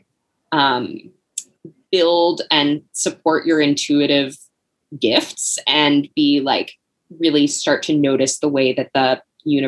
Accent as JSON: {"language": "English", "region": "the South", "country": "United States", "tie": "born or raised there", "said": "going through school and growing up in the South"}